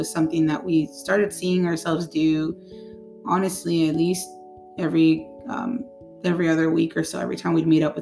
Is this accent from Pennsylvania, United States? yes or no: no; Santa Ana, California, United States; also born or lived in Orange, California; I was born in Orange. I was raised in Santa Ana, California